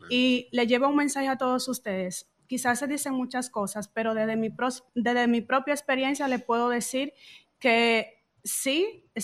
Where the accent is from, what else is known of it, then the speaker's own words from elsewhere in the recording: Hondo Valle, Elías Piña, Dominican Republic; moved away as an adult; now in Spain; yo soy del, del municipio de Valle, provincia de Las Piñas.